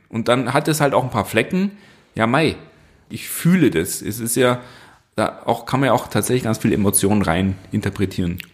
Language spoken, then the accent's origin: German; Southern Germany, Germany; hier im Süden. Also da, da gibt es ja so, so, so, so, so Unterschiede. Aber wir bezeichnen uns halt als Schreiner, nicht als Tischler.